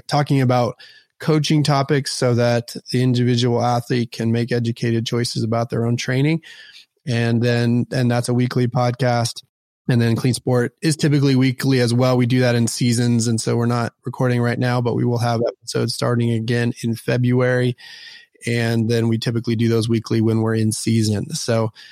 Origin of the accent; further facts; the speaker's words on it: Dallas, Texas, United States; also born or lived in Houston / Austin / Portland; Born and raised in Dallas, have lived in Dallas, Houston, and Austin